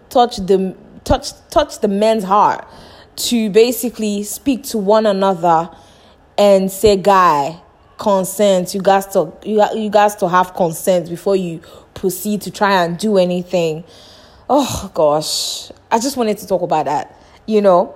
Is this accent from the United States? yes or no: no; Nigeria; moved away; my home country, Nigeria